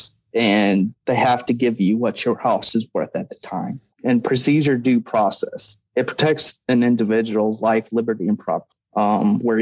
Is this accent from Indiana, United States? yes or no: no; Fairbury, Illinois, United States; born or raised there; also born or lived in Lewisville, Texas / Pontiac, Illinois